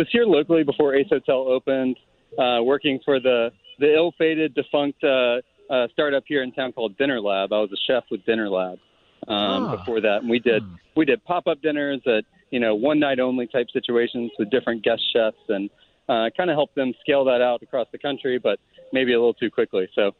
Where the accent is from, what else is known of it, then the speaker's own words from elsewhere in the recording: South Louisiana, United States; moved away; also born or lived in Virginia / New York; I'm from South Louisiana originally.